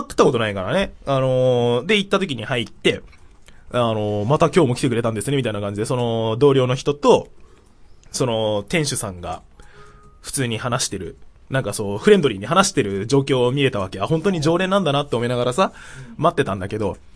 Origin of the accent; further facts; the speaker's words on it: Tokyo, Japan; 地元は東京の練馬区ってとこ